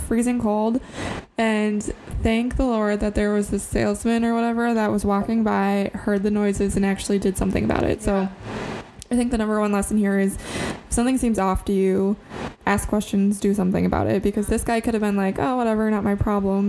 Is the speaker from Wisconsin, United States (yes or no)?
yes; Central Wisconsin, United States; we're from Central Wisconsin. Hunting is like a uh, popular sport here.